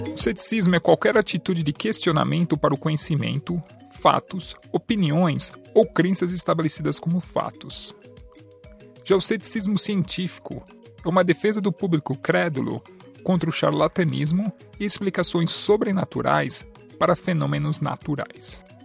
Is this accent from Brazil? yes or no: yes; São Paulo, Brazil; moved away as an adult; now in Canada; Eu sou natural da cidade de São Paulo, do bairro do Tatuapé, mas atualmente moro e pratico fisioterapia no Canadá